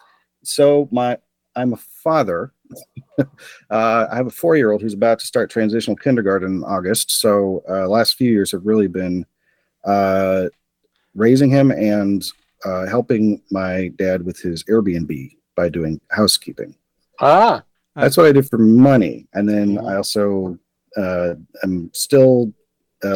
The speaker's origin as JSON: {"language": "English", "town": "Arcata", "region": "California", "country": "United States", "said": "I'm from Arcata."}